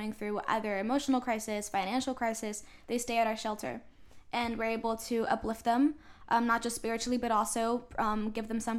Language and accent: English; Florida, United States; also born or lived in Puerto Rico / Ecuador; I lived in Florida the majority of my life.